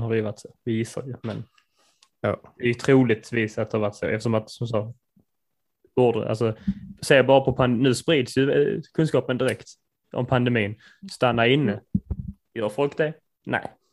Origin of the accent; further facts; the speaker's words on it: Sweden; Vi är ju svenskar